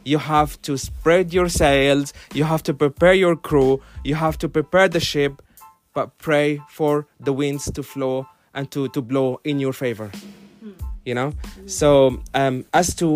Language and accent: English; Finland; now in London, United Kingdom; I'm a Finnish citizen. I'm from Finland. My country is run by a government of ladies